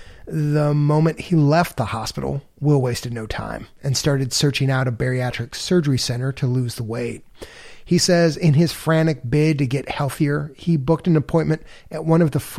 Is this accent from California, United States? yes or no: no; Chicago, Illinois, United States; I'm from Chicago. I grew up in the city of Chicago.